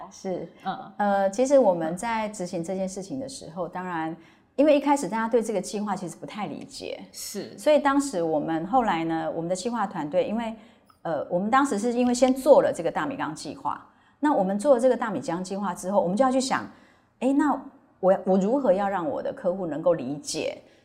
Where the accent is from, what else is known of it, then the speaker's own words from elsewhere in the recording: Hualien, Hualien County, Taiwan; moved away; 因为我是花莲人